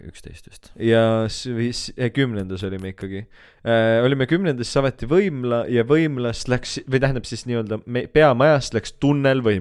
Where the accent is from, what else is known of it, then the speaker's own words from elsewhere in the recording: Keila, Harju County, Estonia; ma olen Keilist